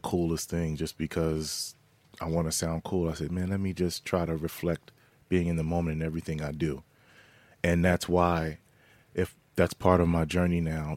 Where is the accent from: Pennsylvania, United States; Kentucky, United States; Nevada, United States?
Pennsylvania, United States; Philadelphia; growing up in Philly and out skirts of Philadelphia